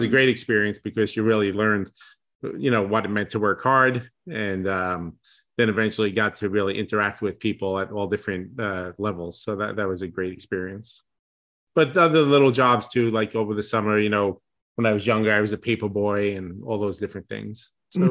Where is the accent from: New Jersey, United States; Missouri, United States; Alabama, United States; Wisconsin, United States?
New Jersey, United States; Jersey City; also born or lived in Cranford, New Jersey; I grew up in Jersey City. I lived there pretty much my whole life until I was about 25.